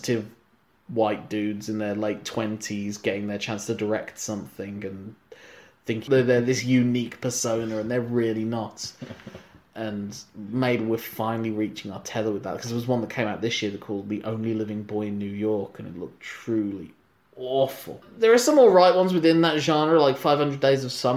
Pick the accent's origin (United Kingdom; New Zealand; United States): United Kingdom; as a British citizen